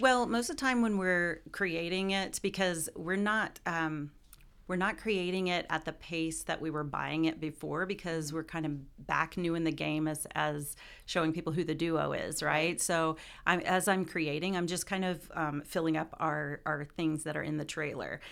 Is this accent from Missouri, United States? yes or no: yes; Columbia, Missouri, United States; from Columbia, Missouri